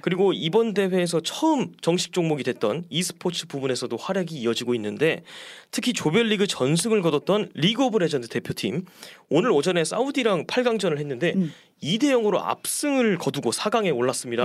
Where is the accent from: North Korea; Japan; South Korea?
South Korea; Daejeon; moved away; 저는 본가가 대전입니다